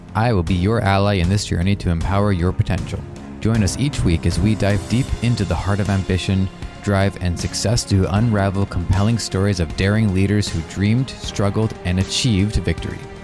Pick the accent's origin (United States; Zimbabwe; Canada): Canada; Toronto, Ontario